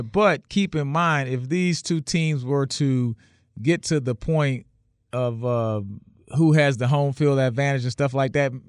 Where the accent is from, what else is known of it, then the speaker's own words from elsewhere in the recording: New Orleans, Louisiana, United States; I'm from New Orleans